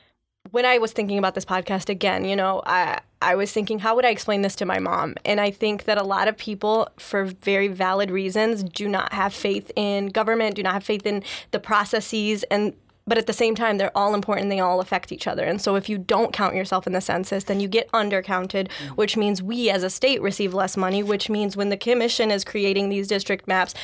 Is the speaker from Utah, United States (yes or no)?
no; Flint Township, Michigan, United States; coming from Flint Township